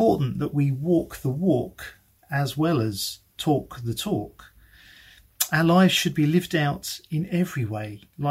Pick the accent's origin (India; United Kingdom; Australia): United Kingdom; we're very British.